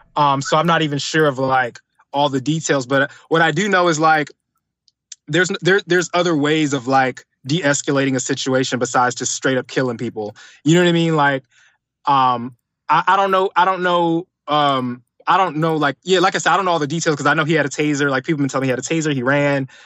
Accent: Atlanta, Georgia, United States; also born or lived in Detroit, Michigan; I was originally born in Detroit, um, came to Atlanta, like, at a very young age. So, pretty much, like, you could say I'm from Atlanta, from the South

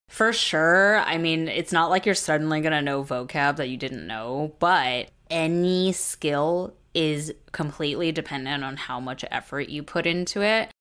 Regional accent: United States; first language Mandarin; as American-born kids

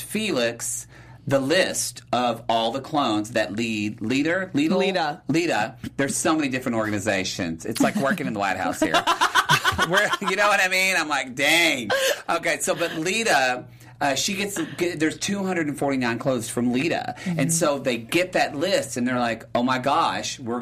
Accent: the South, United States; I'm from the South

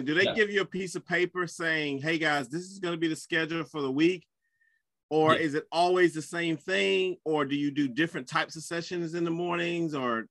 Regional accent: South Carolina, United States; because I'm from South Carolina.

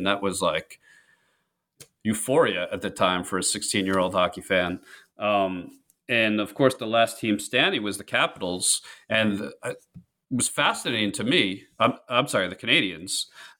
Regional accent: New York, United States; I grew up on Long Island. I was an Islanders fan.

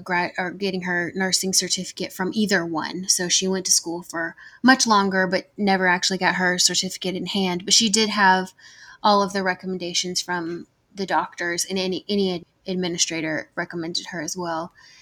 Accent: the South, United States; I mean, I'm from the South. I'm sure that y'all can hear that in my voice. So it's always hot here

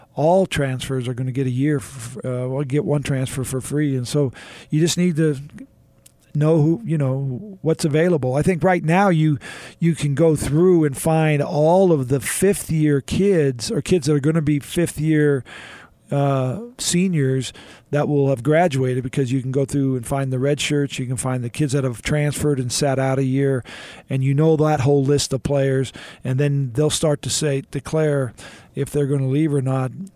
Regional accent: Houston, Texas, United States; I was a kid growing up in Houston

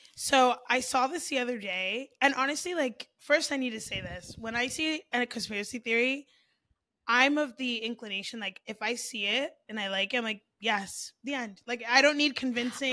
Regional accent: South Florida, United States

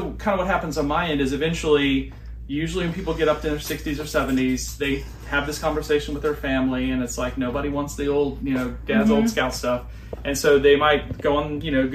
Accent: South Carolina, United States; So I grew up in South Carolina

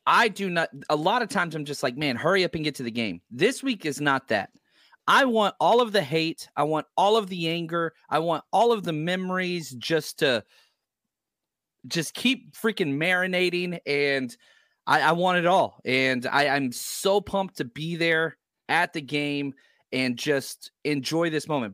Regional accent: Dallas, Texas, United States; I grew up in Dallas, Fort Worth

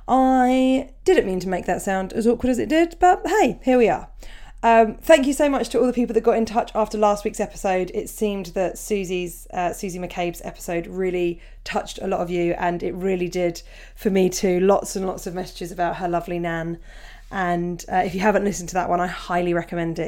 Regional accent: Portsmouth, South East England, United Kingdom; it's my hometown gig

